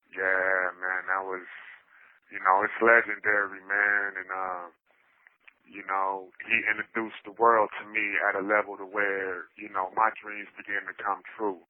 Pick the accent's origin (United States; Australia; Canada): United States; Dallas, Texas; moved away as an adult; also born or lived in Vallejo, California / Bay Area, California / Los Angeles, California; now in California, United States; I'm from Dallas, Texas, born and raised, but I've been back and forth to the Bay my whole life.